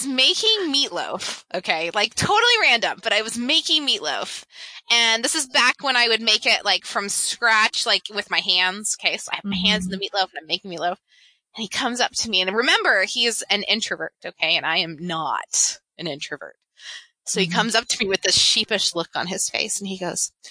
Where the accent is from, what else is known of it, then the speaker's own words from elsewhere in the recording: Memphis, Tennessee, United States; I grew up in Memphis, Tennessee